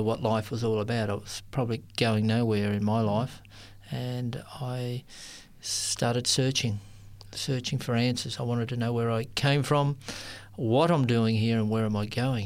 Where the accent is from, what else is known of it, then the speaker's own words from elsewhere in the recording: Sydney, New South Wales, Australia; I grew up in Sydney